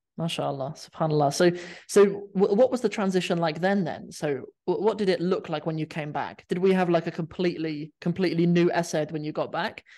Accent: Cornwall, South West England, United Kingdom; moved away as an adult; also born or lived in London; I grew up in Cornwall

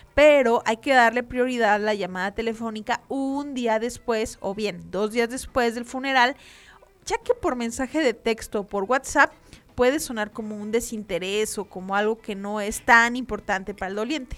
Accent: Mexico; para nosotros como mexicanos

